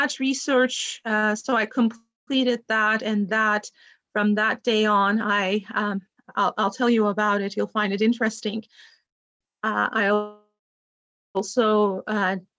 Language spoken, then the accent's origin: English; Turkey; moved away as an adult; now in United States; I am originally from Turkey, was born in the US to Turkish parents. And I finished my bachelor's degree in Turkey